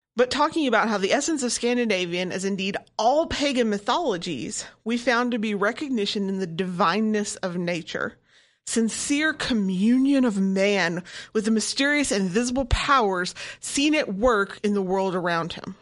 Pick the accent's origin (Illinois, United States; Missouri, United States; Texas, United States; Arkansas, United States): Arkansas, United States; I grew up in Arkansas